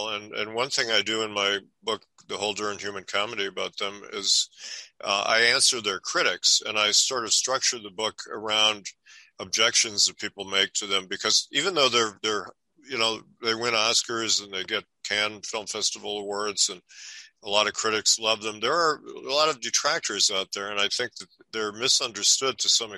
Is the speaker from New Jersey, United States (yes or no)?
no; Milwaukee, Wisconsin, United States; moved away; I'm from Milwaukee